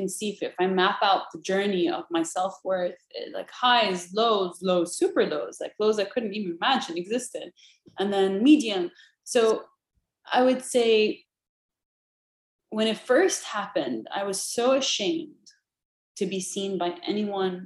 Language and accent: English; Jordan; moved away as an adult; I grew up in Jordan, very happy there at the time